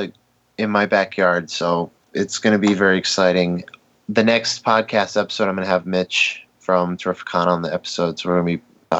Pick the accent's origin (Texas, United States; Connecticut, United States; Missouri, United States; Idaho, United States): Connecticut, United States; Born and raised in Connecticut.